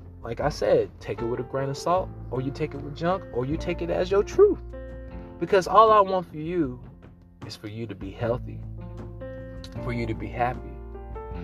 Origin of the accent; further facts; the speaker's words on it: Missouri, United States; I'm from the Missouri. I'm from the Show Me State